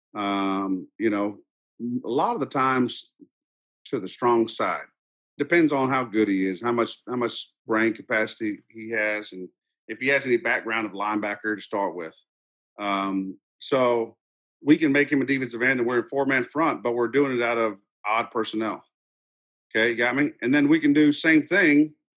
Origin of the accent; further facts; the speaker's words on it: Dripping Springs, Texas, United States; I was born and raised in Dripping Springs, Texas, right outside Austin